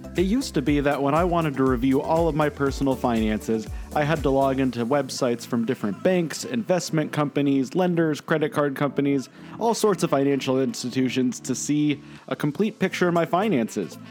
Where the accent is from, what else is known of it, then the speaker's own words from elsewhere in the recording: Denver, Colorado, United States; also born or lived in Portland, Oregon; now in Ventura, United States; I grew up in Denver